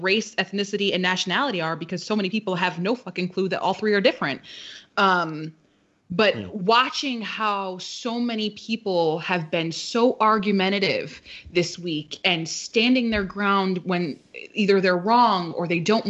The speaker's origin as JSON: {"language": "English", "town": "Waterbury", "region": "Connecticut", "country": "United States", "said": "we're all from Waterbury."}